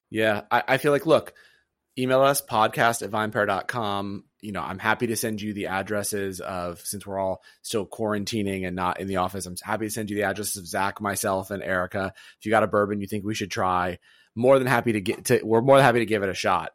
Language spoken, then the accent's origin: English; the South, United States; moved away; growing up in the South.